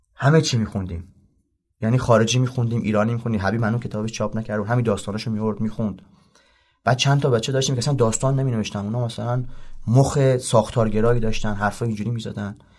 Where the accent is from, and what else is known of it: southern Iran, Iran; born or raised there